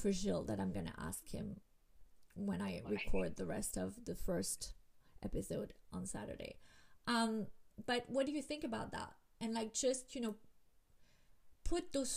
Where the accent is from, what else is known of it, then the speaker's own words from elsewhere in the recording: Miami, Florida, United States; I'm from Miami